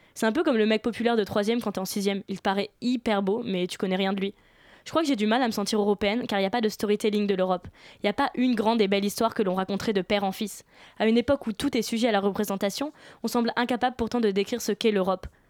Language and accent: French; France; moi je suis française